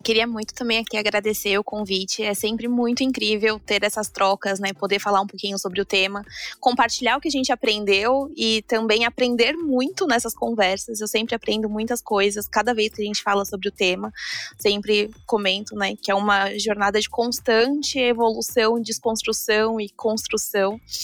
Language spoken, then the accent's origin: Portuguese; São Paulo, Brazil; now in Bahia, Brazil; eu nasci, cresci em São Paulo